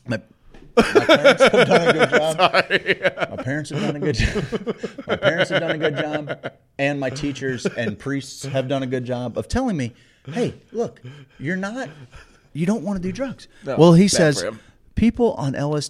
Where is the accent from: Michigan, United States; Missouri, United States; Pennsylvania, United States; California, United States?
Missouri, United States; St. Louis; growing up in South City, St. Louis